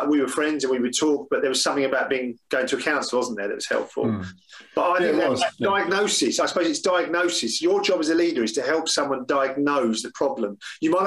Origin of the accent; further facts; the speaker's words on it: England, United Kingdom; we're English